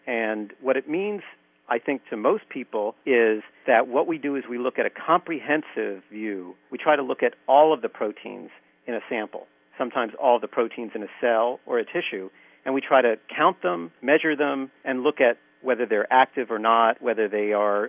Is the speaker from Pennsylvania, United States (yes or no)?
yes; Philadelphia, Pennsylvania, United States; I grew up in Philadelphia, and I went to the University of Pennsylvania